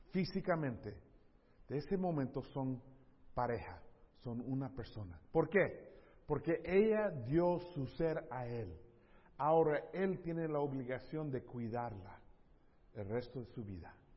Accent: San Diego, California, United States; yo crecí en ese, ese lugar, esos lugares, entonces era mi cultura

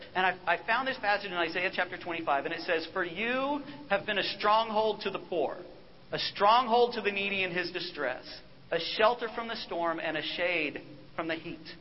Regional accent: United States; as an American

